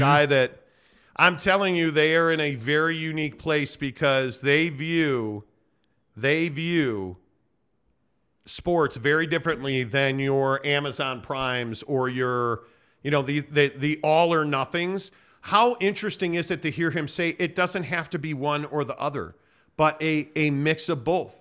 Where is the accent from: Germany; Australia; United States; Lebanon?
United States; Chicago, Illinois; I grew up in Chicago watching the Cubs on W G N